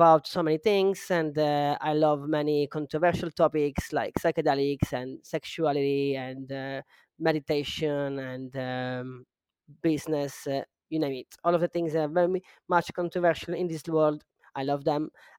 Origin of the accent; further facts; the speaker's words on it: Italy; English is a second language; now in Costa Rica; I am originally from Italy, but I've been a nomad for the last 7 years. I am right now in Costa Rica.